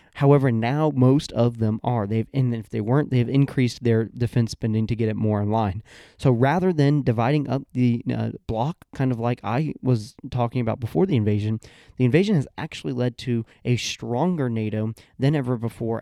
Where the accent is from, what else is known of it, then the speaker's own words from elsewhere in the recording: Georgia, United States; my home state of Georgia